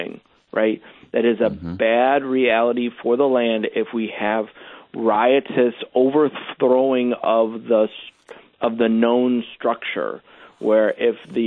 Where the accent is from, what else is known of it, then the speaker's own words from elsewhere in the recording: United States; As an American